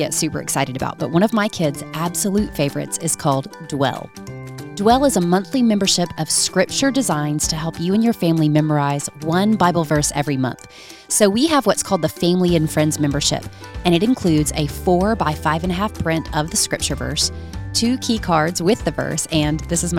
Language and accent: English; Georgia, United States; moved away as an adult; now in Birmingham, United States; we're originally from Georgia